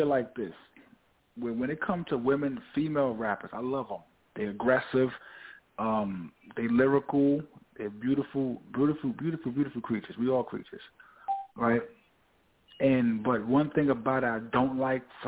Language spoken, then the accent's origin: English; New York City, New York, United States; also born or lived in Bronx; I was born in Bronx, but I was raised in Harlem